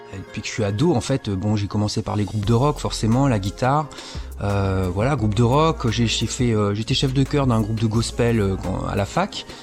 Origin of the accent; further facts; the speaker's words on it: Réunion; moved away as an adult; also born or lived in Toulouse / Montpellier; now in Charleville-Mézières, France; chez moi, enfin, je dis chez moi parce que La Réunion, c'est quand même euh, là d'où je viens